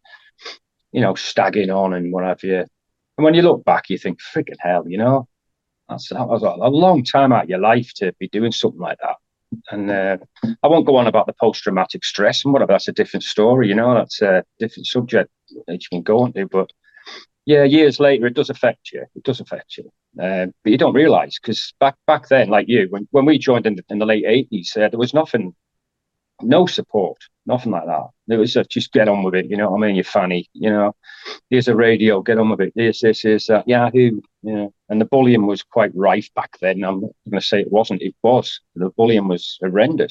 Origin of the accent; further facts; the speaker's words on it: Isle of Man; moved away as an adult; I grew up in the Isle of Man, so a very small community